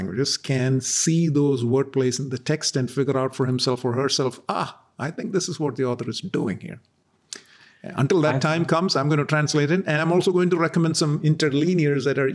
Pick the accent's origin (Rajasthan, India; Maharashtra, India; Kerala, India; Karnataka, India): Kerala, India; southwestern coast of India; first language Malayalam; English is a second language; now in Dallas, United States; my mother tongue, Malayalam, which is spoken on the southwestern coast of India by a few million people